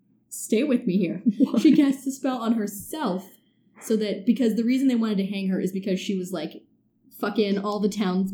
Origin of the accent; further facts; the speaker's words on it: San Francisco, California, United States; born and raised in San Francisco